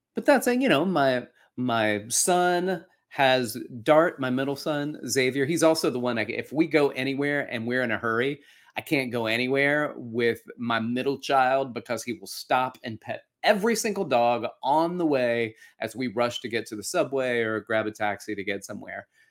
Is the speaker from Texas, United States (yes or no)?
no; Alabama, United States; moved away; also born or lived in New York; when I grew up in Alabama